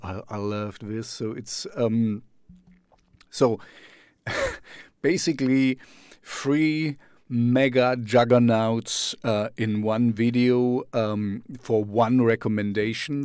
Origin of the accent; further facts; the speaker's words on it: Jena, Thuringia, Germany; first language German; English is a second language; to Jena, my hometown